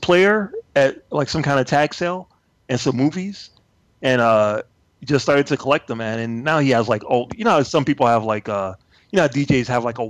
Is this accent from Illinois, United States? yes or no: yes; Chicago, Illinois, United States; I grew up in Chicago